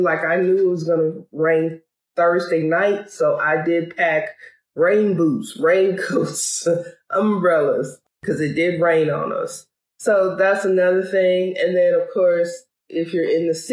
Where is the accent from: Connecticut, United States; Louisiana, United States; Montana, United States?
Louisiana, United States; Bogalusa; now in Dayton, United States; my hometown of Bogalusa, Louisiana